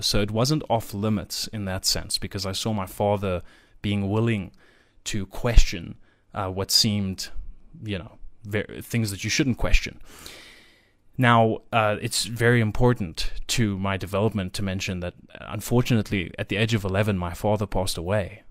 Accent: South Africa; I live in South Africa, which will come up I'm, I'm South African, I should say, born and raised

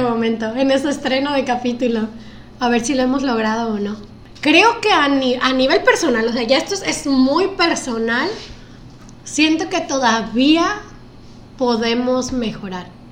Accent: Guerrero, Mexico; somos dos costeños enamorados de Acapulco

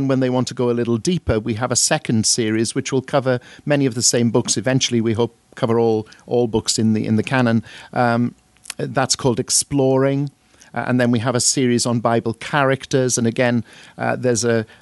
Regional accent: Welsh, Wales, United Kingdom; now in Crawley, United Kingdom; I'm Welsh

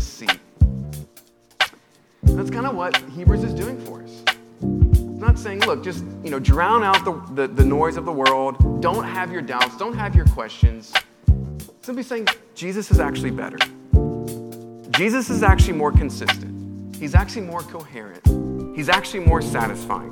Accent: United States; as an American

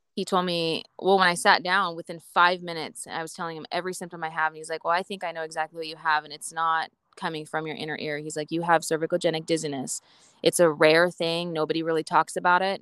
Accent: Boise, Idaho, United States; I'm from I'm from Idaho, Boise, Idaho

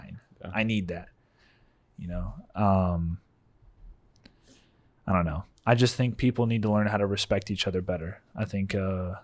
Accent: United States; as an American

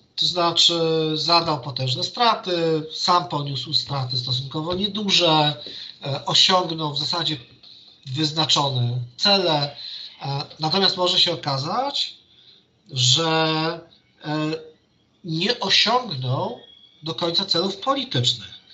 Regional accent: Warsaw, Masovian Voivodeship, Poland; ja jestem z Warszawy

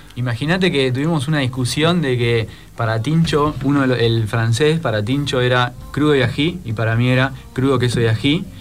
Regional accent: Buenos Aires, Argentina; accent: porteño; moved away; vengo yo de Buenos Aires, eh, los chicos a veces digo algunas cosas y me dicen, porteño

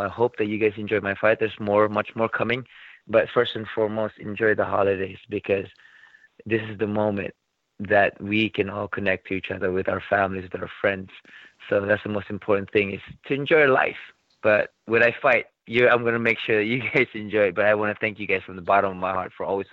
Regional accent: Philippines; I'm Filipino

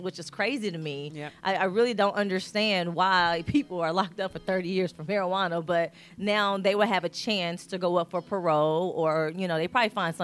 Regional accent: Indianapolis, Indiana, United States; I'm from Naptown.

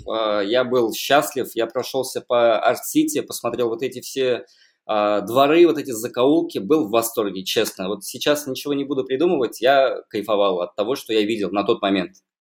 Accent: Kazan, Tatarstan, Russia; я родился в Казани. Где-то, наверное, лет до 10 прожил на Достоевского.

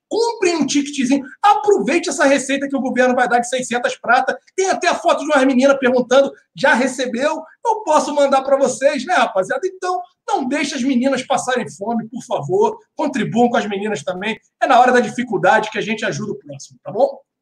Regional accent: Duque de Caxias, Rio de Janeiro, Brazil; Duque de Caxias, na minha terra

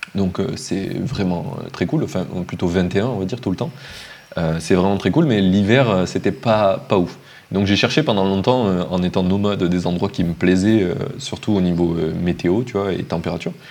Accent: Montpellier, Occitania, France; moved away as an adult; also born or lived in Finland; now in Madeira, Portugal; je viens de Montpellier

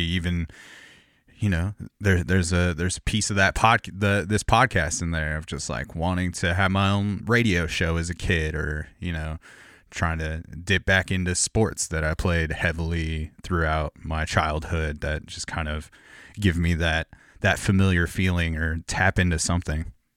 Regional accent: Corona, California, United States; now in Portland, United States; I grew up in Corona, California

